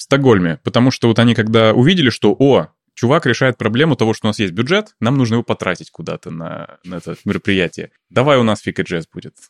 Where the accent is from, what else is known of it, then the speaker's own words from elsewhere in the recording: Saint Petersburg, Russia; moved away as an adult; also born or lived in Thailand / Bali; now in Stockholm, Sweden; я родился в Питере, ага. дожил там до того момента, пока уехал в Таиланд